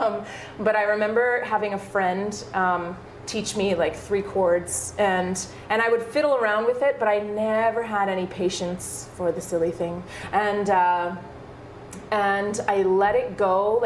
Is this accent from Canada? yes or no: yes; Thunder Bay, Ontario, Canada; moved away as an adult; also born or lived in Cochrane, Alberta; now in Calgary, Canada; I grew up in Thunder Bay, Ontario.